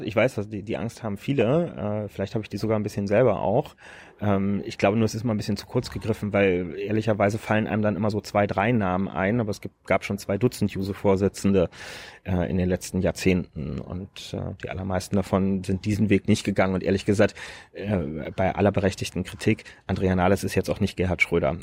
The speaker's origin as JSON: {"language": "German", "region": "Berlin", "country": "Germany", "said": "ich bin Berliner"}